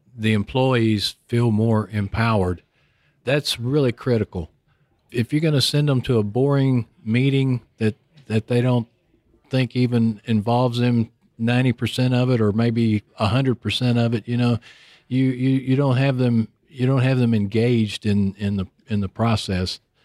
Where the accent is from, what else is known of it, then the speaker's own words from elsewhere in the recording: Houston, Texas, United States; I live in Houston. was born and raised in Houston